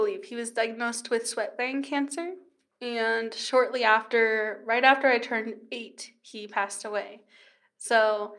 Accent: Kingman, Arizona, United States; born there; I don't actually know what to tell them just because I'm from all over.

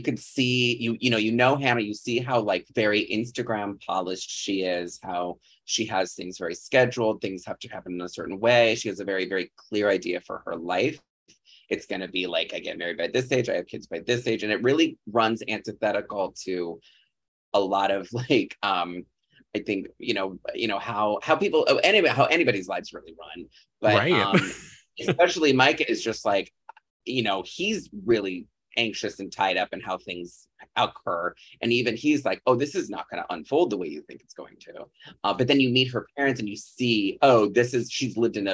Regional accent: a farm town a few hours outside Chicago, Illinois, United States; born or raised there

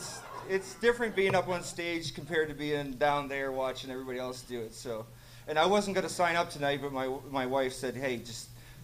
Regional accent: Nova Scotia, Canada; moved away; I grew up in Nova Scotia, so I fly back there

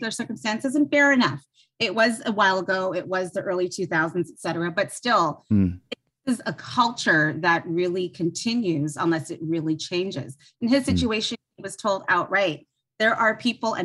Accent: Toronto, Ontario, Canada; I grew up in Toronto area

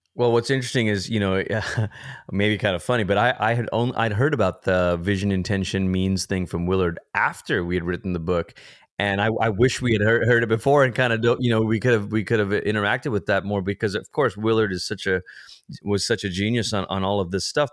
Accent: Malaysia; moved away; I'm a first generation immigrant. I grew up in Malaysia. It's where I'm from.

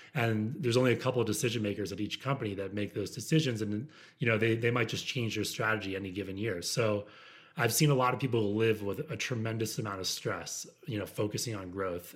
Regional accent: United States; moved away; also born or lived in Midwest; I grew up outside of Washington, D C

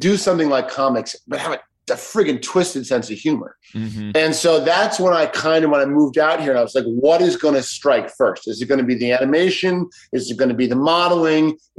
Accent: Chicago, Illinois, United States; when I was growing up in Chicago

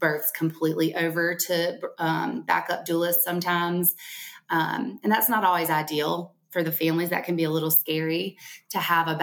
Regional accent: Alabama, United States; accent: Alabama; Around here in Alabama, in case you can't tell from my accent

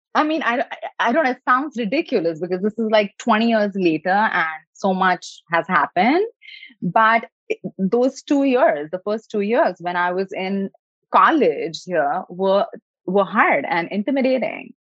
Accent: India; moved away as an adult; now in California, United States; I was born in India, so a country where uh, education and uh, success and doing more and resting less is definitely like a badge of honor

